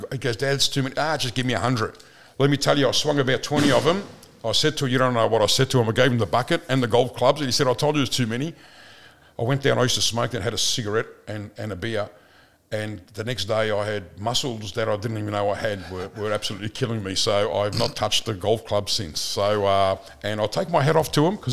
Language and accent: English; Footscray, Victoria, Australia; I grew up in Footscray. We thought we were pretty tough in Footscray.